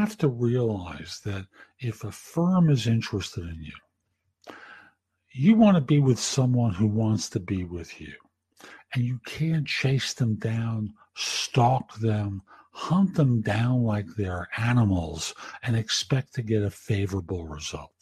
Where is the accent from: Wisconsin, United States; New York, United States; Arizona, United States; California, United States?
New York, United States; New York City; growing up in the Bronx back in the day